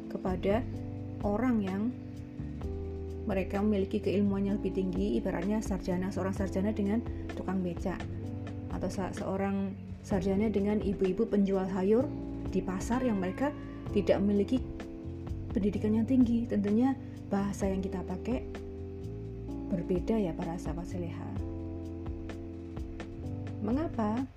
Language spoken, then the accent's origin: Indonesian; East Java, Indonesia; kalau saya sendiri sebagai orang Jawa ya Jawa Timuran